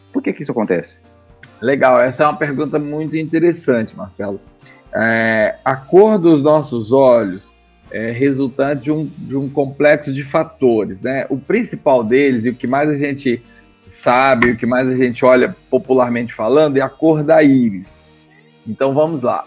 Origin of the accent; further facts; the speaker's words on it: Goiás, Brazil; moved away as an adult; also born or lived in São Paulo; sou goiano